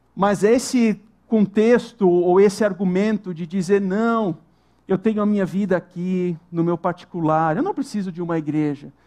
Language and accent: Portuguese; Santa Catarina, Brazil; moved away; nós morávamos em Santa Catarina, nós somos de Santa Catarina